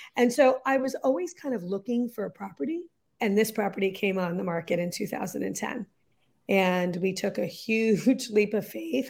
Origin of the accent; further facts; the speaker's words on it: Lexington, Massachusetts, United States; also born or lived in London; we moved back to Lexington, Massachusetts, which is where I had moved when I was twelve, so it's my hometown